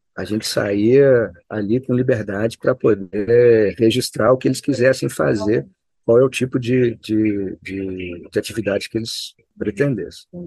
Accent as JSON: {"language": "Portuguese", "town": "Juiz de Fora", "region": "Minas Gerais", "country": "Brazil", "moved": "as an adult", "lives_now": "Belo Horizonte, Brazil", "said": "Eu sou mineiro de Juiz de Fora, que é uma cidade mineira, mas mais próxima do Rio de Janeiro do que de Belo Horizonte."}